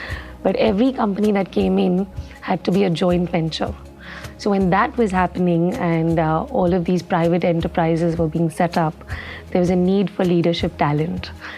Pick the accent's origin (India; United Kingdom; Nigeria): India; I'm from India.